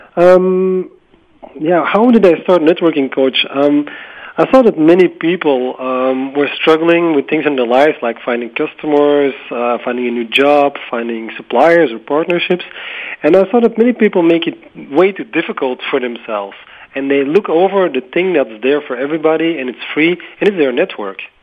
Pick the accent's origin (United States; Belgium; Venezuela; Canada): Belgium; in Belgium, my home country